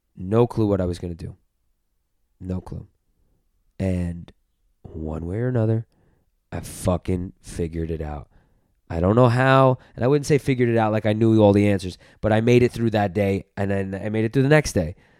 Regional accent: New York City, New York, United States; also born or lived in Los Angeles; in L A, like, being a New Yorker

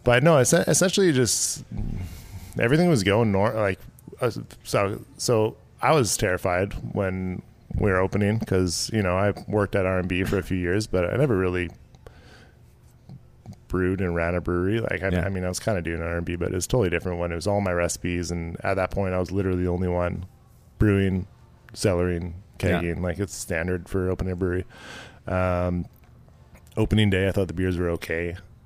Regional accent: Tsawwassen, British Columbia, Canada; we grew up on Dogwood Lane in Tawasin.

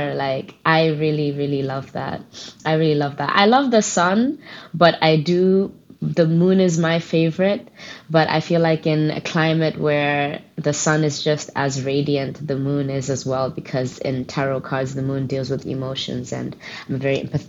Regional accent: Gambia; also born or lived in Botswana; I grew up in the Gambia, and when I was younger, because of my mom's work, I was born in Botswana, but we moved to the Gambia, the smiling coast of Africa, they used to call it.

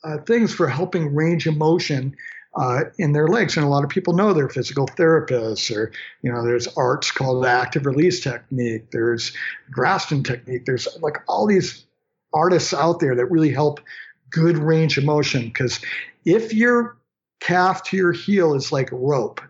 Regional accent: Maine, United States; I'm from Maine, just a good Maine kid that grew up in the woods myself

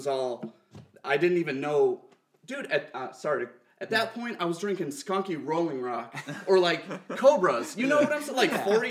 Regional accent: Chicago, Illinois, United States; even though I grew up on the South Side

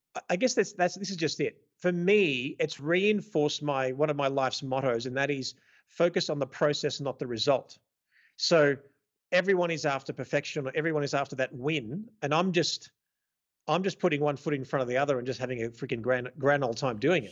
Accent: Melbourne, Victoria, Australia; moved away as an adult; now in Las Vegas, United States; born and raised in Melbourne, Australia, uh, Greek background. I now live mostly in the U S, in Las Vegas.

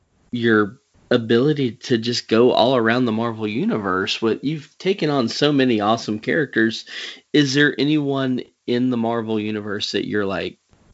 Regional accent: the South, United States; accent: Southern; if I would have come with my real Southern accent

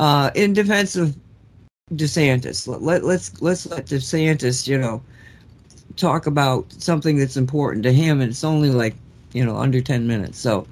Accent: Florida, United States; I'm from Florida.

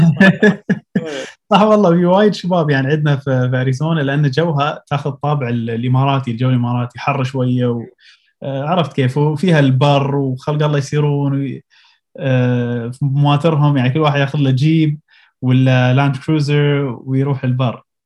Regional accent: Abu Dhabi, United Arab Emirates; also born or lived in Pennsylvania, United States / Colorado, United States; من مواليد ابو ظبي

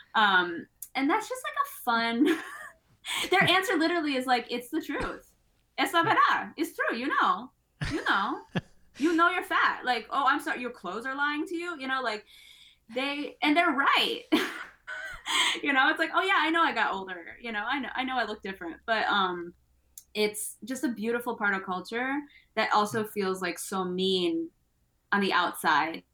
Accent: United States; I'm American

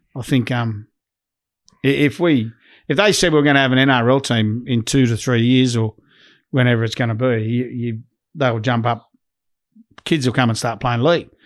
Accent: Leeton, New South Wales, Australia; now in Western Australia, Australia; I'm from Leeton, New South Wales

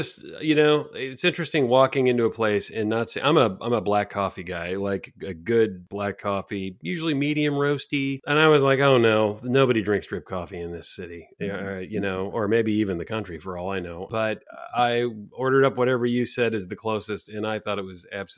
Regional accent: California, United States; I grew up in California

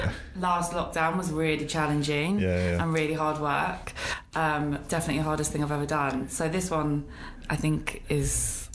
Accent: Newcastle upon Tyne, North East England, United Kingdom; also born or lived in Peckham, London; Peckham, born and raised. Okay. Southeast London, represent. Yeah. But I moved to Newcastle when I was 9.

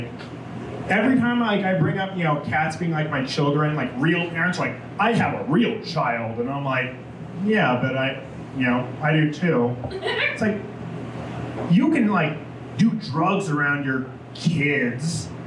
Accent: Denver, Colorado, United States; You know, like when I say I'm from Colorado, like Denver, I'm like close, I guess.

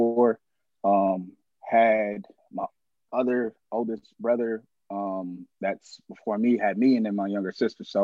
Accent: Los Angeles, California, United States; I'm from the Crenshaw district

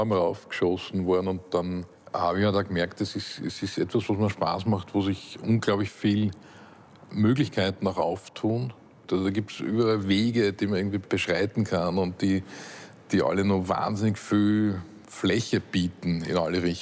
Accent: Upper Austria, Austria; Ich bin in Oberösterreich am Land aufgewachsen, in einer Gegend, wo es irgendwie heißt, nichts gesagt ist gelobt genug.

